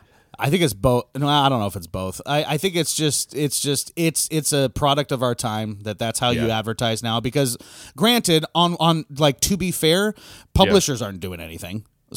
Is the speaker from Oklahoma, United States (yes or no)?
no; Wisconsin, United States; I'm from Wisconsin. Now, granted, I was from like the city in Wisconsin.